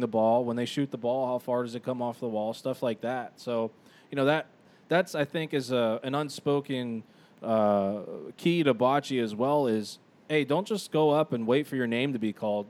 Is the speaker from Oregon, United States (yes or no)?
no; Youngstown, Ohio, United States; We grew up in Youngstown.